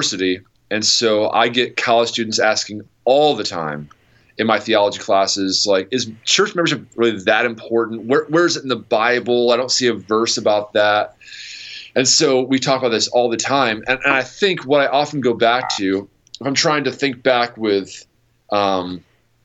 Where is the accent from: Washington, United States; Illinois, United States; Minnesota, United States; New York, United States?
New York, United States; also born or lived in Wisconsin / Akron, Ohio; now in Ohio, United States; I'm from New York originally